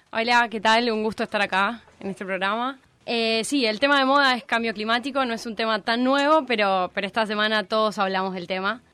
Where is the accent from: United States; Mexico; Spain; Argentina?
Argentina